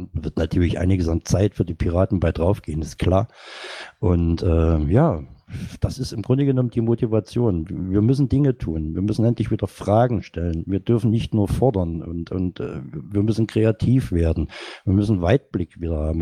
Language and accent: German; Saxony, Germany; moved away; also born or lived in North Rhine-Westphalia; bin gebürtiger Sachser